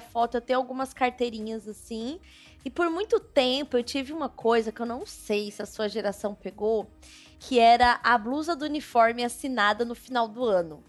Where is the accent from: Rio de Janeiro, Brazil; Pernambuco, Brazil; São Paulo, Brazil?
São Paulo, Brazil; also born or lived in Distrito Federal; eu nascida e criada em São Paulo e algumas vezes, alguns anos, né, no Distrito Federal